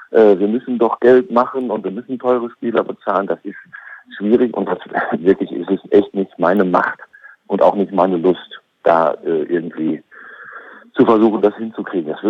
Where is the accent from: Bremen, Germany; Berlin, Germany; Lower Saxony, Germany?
Lower Saxony, Germany; Oldenburg; Und da würde ich als Oldenburger erstmal sagen, Och, da habe ich aber vor zweieinhalb Monaten überhaupt nicht dran geglaubt.